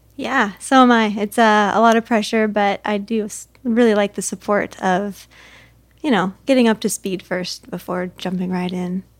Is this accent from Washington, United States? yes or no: yes; Camas, Washington, United States; moved away as an adult; now in Arizona, United States; back in my hometown